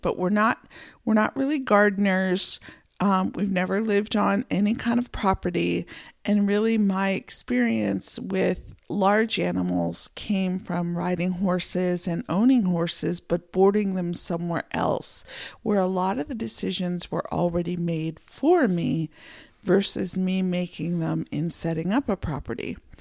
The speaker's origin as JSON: {"language": "English", "region": "Pennsylvania", "country": "United States", "tie": "born or raised there", "moved": "as an adult", "lives_now": "Montana, United States", "said": "I grew up in Pennsylvania in a small town"}